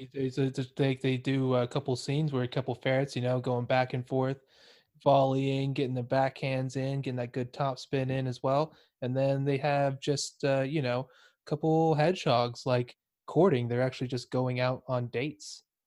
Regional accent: Texas, United States; moved away as an adult; now in United Kingdom; I'm from Texas

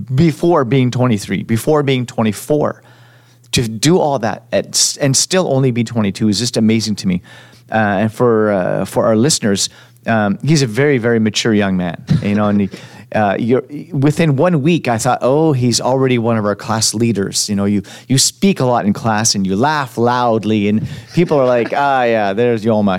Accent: Montreal, Quebec, Canada; also born or lived in Edmonton; now in Vancouver, Canada; I'm from Montreal and and I moved to Edmonton

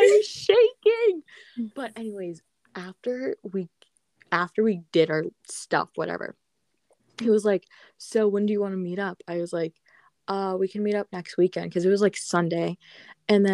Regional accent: Alexandria, Virginia, United States; I'm from Alexandria.

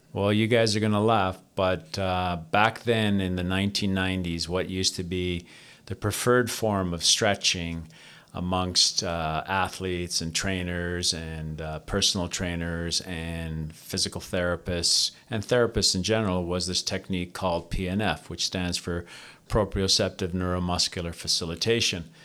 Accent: Toronto, Ontario, Canada; I was born and raised in Toronto, Ontario, Canada, uh, from a Greek family, Greek immigrant family

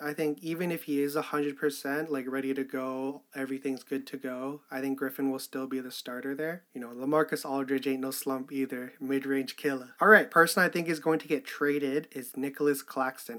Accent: Canada; I'm fucking Canadian

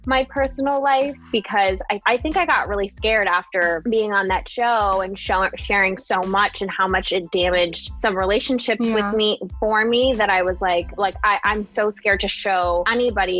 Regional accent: Singapore; moved away as an adult; now in United States; I grew up in Singapore

